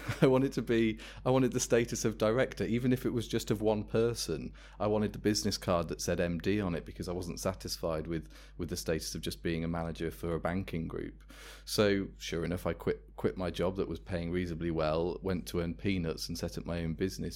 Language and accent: English; Worcester, West Midlands, United Kingdom; I'm from Worcester, that's where the company was founded